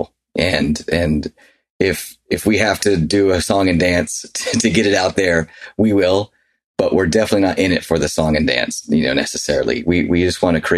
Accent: Nashville, Tennessee, United States; now in Utah, United States; we grew up in Nashville where, you know, it was just different than Utah for sure, which is where we live now

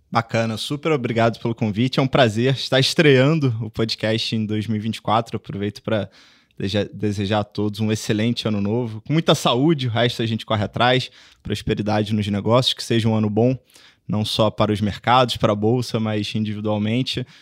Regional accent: Rio de Janeiro, Brazil; moved away as an adult; now in São Paulo, Brazil; Comecei minha carreira no Rio, sou carioca

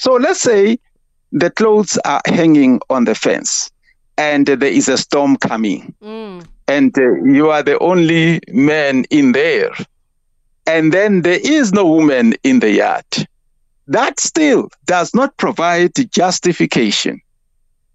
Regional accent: Free State, South Africa; I grew up in the Free State.

